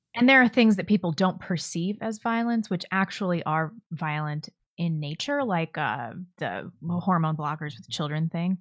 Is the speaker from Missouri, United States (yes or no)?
yes; St. Louis, Missouri, United States; moved away; I grew up in West County, though, so it's not like I got the full Saint Louis experience